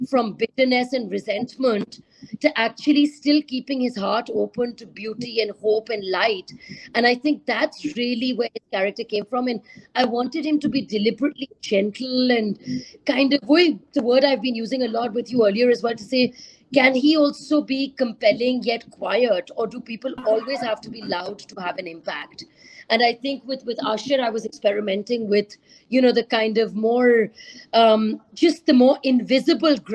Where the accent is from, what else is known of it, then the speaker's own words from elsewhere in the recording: Karachi, Sindh, Pakistan; growing up in Karachi, there's always this threat about, you know, an India-Pakistan border breakout.